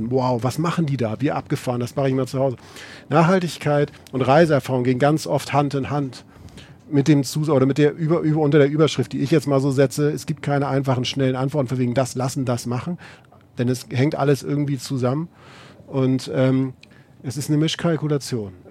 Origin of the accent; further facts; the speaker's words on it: Northern Germany, Germany; Ich werde in meine alte Heimat nach Norddeutschland fahren.